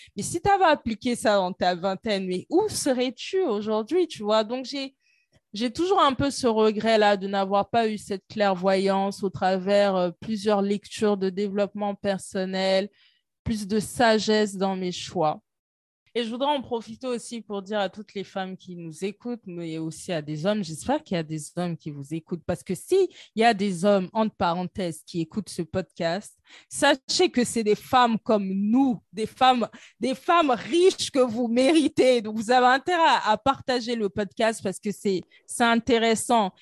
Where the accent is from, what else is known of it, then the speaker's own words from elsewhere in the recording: Côte d’Ivoire; chez moi en Côte d'Ivoire